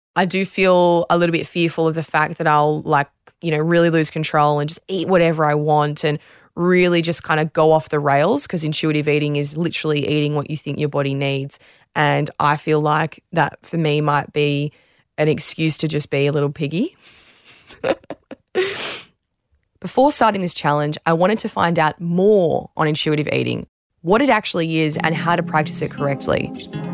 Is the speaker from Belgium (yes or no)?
no; Australia